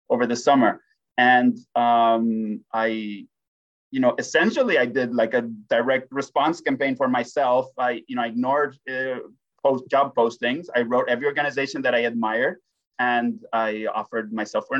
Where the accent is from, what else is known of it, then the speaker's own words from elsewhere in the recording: Spain; also born or lived in Groningen, Netherlands; now in Allentown, United States; when I was growing up in Spain